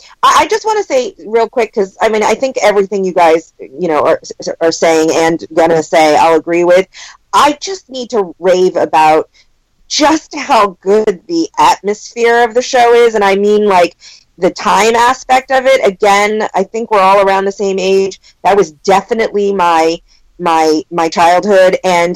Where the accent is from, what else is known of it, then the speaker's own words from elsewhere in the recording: East Coast, United States; now in California, United States; I'm from the East Coast